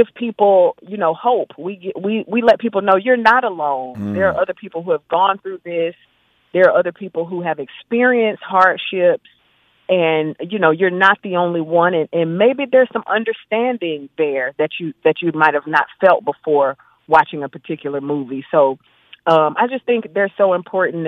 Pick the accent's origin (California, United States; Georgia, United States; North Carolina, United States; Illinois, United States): Georgia, United States; Macon; I'm sitting here now in Macon, Georgia on location of a show that I'm producing and directing. I grew up in Macon.